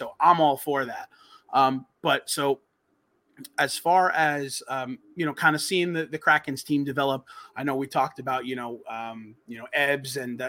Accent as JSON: {"language": "English", "region": "New York", "country": "United States", "tie": "born or raised there", "said": "growing up in New York, every New York team by the time I was born was already established."}